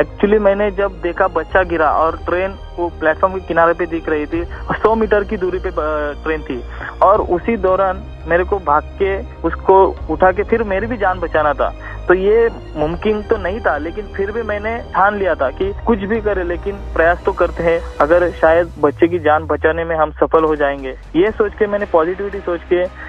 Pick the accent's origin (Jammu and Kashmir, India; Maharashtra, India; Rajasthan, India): Maharashtra, India; Talwade; माथेरान के जस्ट नीचे एक मेरा छोटा सा गांव है तलवड़े गांव उस तलवड़े गांव में मेरा जन्म हुआ पला बड़ा स्कूल कॉलेज सब वहीं पे किया है नेरल में